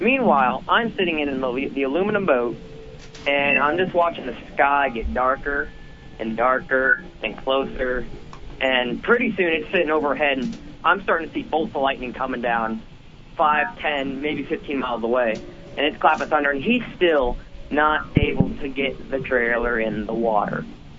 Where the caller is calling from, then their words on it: Carmel, Indiana, United States; from Carmel, Indiana, a.k.a.